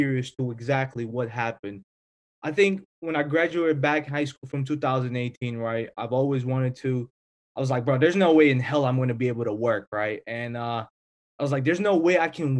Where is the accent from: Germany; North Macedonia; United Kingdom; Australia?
North Macedonia; moved away; I'm obviously from Europe, Macedonia